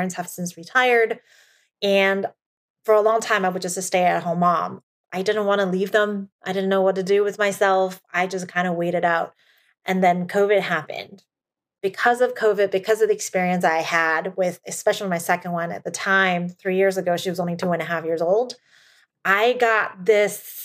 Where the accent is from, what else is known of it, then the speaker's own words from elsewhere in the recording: Taiwan; now in United States; I was brought up in Asia and within my culture, I'm first generation. Like I still have a Taiwan passport. I'm a PR here. I don't have a US passport.